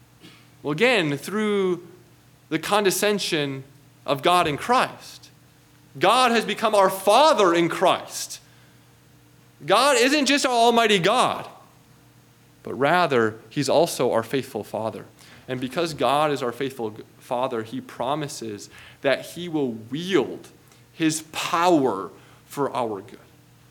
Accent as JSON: {"language": "English", "region": "Midwest", "country": "United States", "tie": "born or raised there", "moved": "yes", "said": "growing up in the Midwest, there are a lot of thunderstorms."}